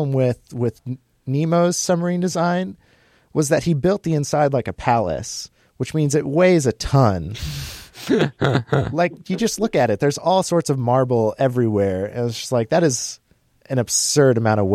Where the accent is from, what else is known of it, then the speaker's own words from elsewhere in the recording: Mankato, Minnesota, United States; We're from Mankato.